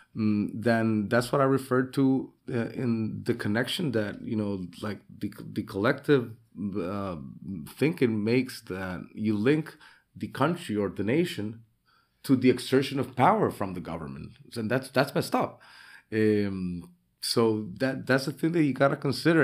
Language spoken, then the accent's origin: English; San Pedro Sula, Cortés, Honduras; moved away as an adult; now in Roatán, Honduras; I'm here from Honduras. I was born originally in San Pedro Sula in the industrial capital.